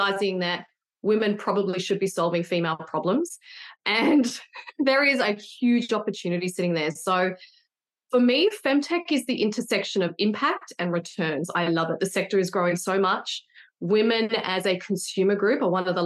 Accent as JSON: {"language": "English", "town": "Sydney", "region": "New South Wales", "country": "Australia", "said": "I'm from Sydney"}